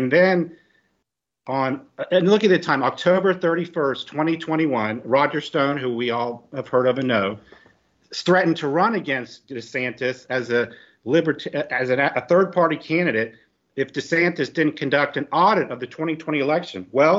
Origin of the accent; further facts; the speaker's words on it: Florida, United States; I've lived all over Florida. I'm from Florida. I've lived all over.